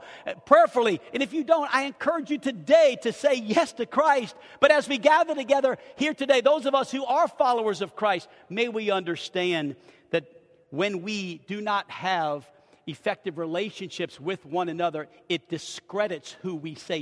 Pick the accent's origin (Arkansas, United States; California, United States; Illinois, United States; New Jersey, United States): Arkansas, United States; We're from Arkansas